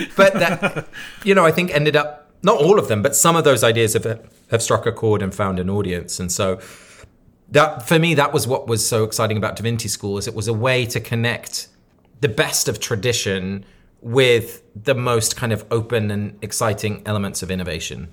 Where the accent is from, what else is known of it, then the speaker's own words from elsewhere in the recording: Sussex, South East England, United Kingdom; now in New York, United States; I grew up in Sussex